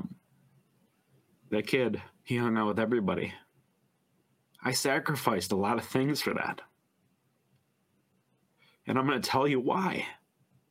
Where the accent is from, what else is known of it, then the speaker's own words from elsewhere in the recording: Oxford, Michigan, United States; Being born and raised in Oxford, 40 plus years now